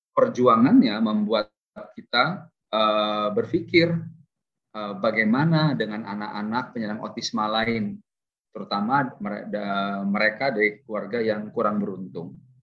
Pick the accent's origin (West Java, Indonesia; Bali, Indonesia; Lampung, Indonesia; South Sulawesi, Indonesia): Lampung, Indonesia; Bandar Lampung; saya juga lahirnya di Lampung loh. Lahir besar, tamat SMA di Lampung, SMA Negeri 2 Tanjung Karang